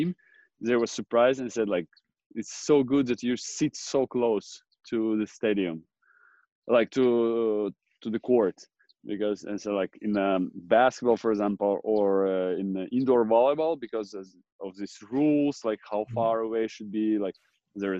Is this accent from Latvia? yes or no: yes; Jurmala, Latvia; it's pretty windy in Jurmala, my hometown where I grew up